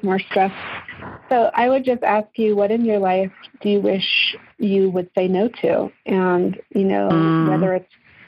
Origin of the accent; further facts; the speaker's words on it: England, United Kingdom; moved away; And I grew up in England